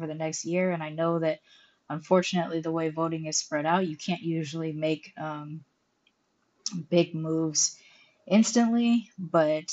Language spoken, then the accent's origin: English; United States; moved away as an adult; now in Mexico; I'm an American citizen living on a tourist visa in Mexico